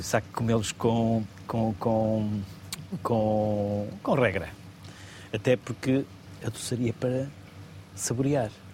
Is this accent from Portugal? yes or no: yes; the North, Norte, Portugal; eu sou do Norte